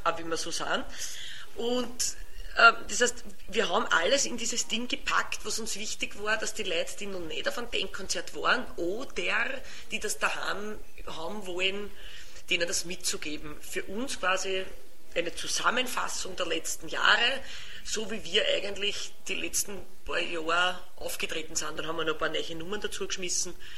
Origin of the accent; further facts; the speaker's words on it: Lower Austria / Vienna, Austria; accent: mix of Viennese and Lower Austrian dialect; mein Dialekt ist ja auch, auch wenn man es nicht gleich hört, aber meine Wiener Kollegen hören es dann manchmal auch ein Mischkulanz teilweise, wo mir niederösterreichische äh, Wörter einfallen